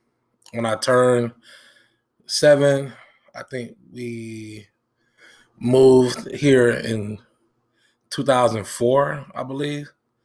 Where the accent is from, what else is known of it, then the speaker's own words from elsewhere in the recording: Benton Harbor, Michigan, United States; We grew up on Clay Street. If you're from Michigan or Benton Harbor, you know what that is. We grew up on Clay Street.